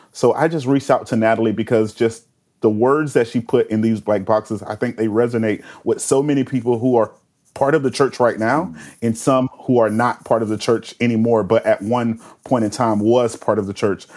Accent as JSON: {"language": "English", "town": "Winter Haven", "region": "Florida", "country": "United States", "tie": "born or raised there", "lives_now": "Tampa, United States", "said": "I was just a kid growing up in Winter Haven"}